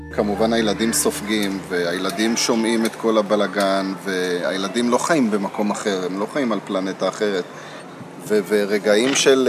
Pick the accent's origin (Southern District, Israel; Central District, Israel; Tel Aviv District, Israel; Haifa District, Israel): Tel Aviv District, Israel; Holon; moved away as an adult; now in Modi'in, Israel; גדלתי בחולון כל החיים, שם נולדתי, שם גדלתי כל החיים